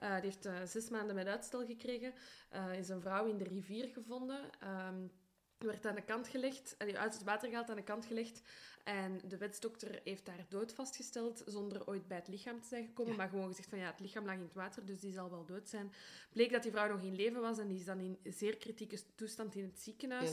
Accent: Brussels, Brussels-Capital Region, Belgium; also born or lived in Antwerp; Ik ben van Brussel

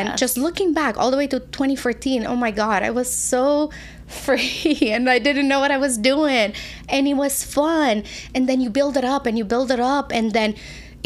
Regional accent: Romania; moved away as an adult; now in United States; I moved when I was 20 from Romania.

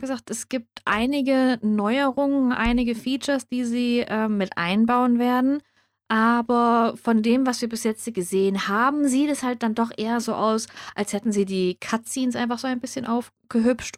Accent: Germany; was in Deutschland ist und ich bekomme es sogar und es spielt in meiner Heimat

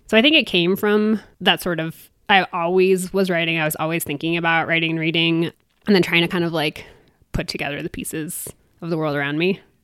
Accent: East Coast, United States; also born or lived in Maine; now in Durango, United States; I'm from the East Coast originally

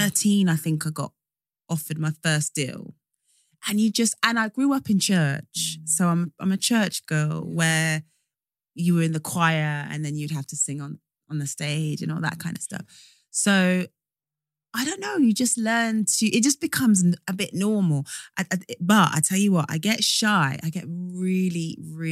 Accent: Northampton, East Midlands, United Kingdom; I'm from Northampton

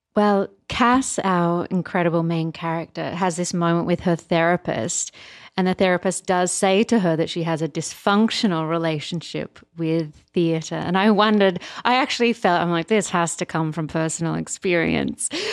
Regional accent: Australia; now in United States; as an Australian

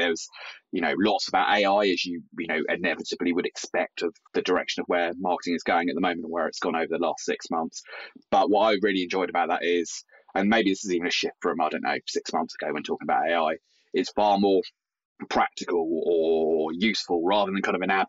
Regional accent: Brighton, South East England, United Kingdom; in Brighton, which is sort of my hometown.

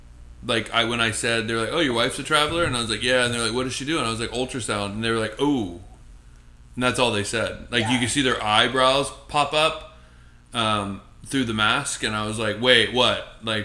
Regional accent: Brooklyn, New York, United States; I'm from Brooklyn, bro. {S1} Yeah. {S0} Like born in Brooklyn.

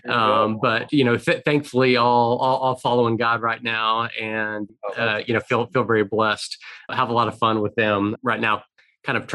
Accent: Houston, Texas, United States; I really grew up in Houston and this has been home.

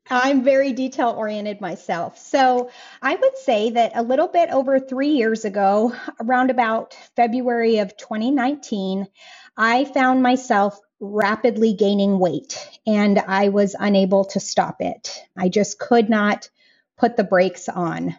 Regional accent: Colorado, United States; moved away as an adult; now in Raeford, United States; we left the place that I was born and raised in Colorado

